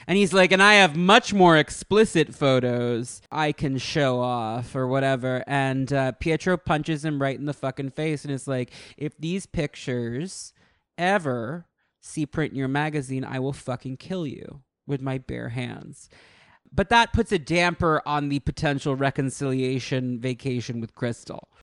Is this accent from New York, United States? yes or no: yes; New York, United States; I'm a New Yorker